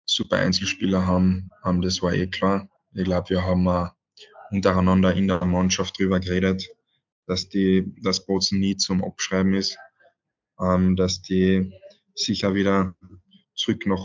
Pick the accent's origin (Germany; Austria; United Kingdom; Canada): Austria; Villach, Carinthia; Und natürlich in Villach, wo ich eigentlich wirklich aufgewachsen bin in der Halle, so viel Stunden verbracht habe